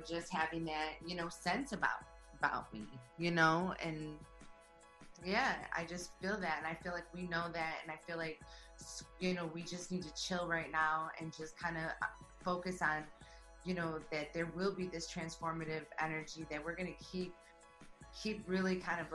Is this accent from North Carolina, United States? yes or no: no; Detroit, Michigan, United States; I'm from Detroit, you know? I grew up in that scene where I was going to Cyphers